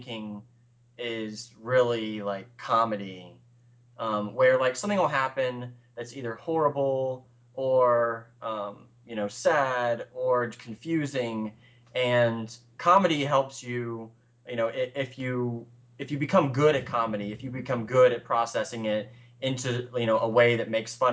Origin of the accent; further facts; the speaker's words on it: the South, United States; accent: Southern; now in Charleston, United States; I grew up in the South